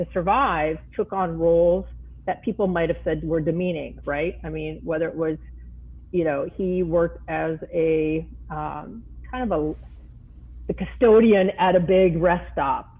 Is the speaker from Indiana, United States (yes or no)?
no; Minnesota, United States; I come from Minnesota.